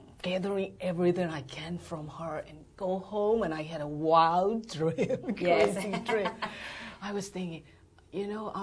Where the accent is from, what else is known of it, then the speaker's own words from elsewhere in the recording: Yangon, Yangon Region, Myanmar; moved away as an adult; also born or lived in Malaysia; now in San Diego, United States; I was born and raised in Burma, mm-hmm. in Rangoon